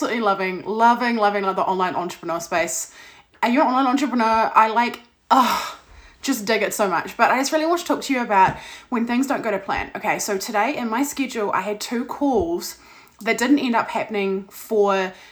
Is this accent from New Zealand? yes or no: yes; New Zealand; I am from New Zealand.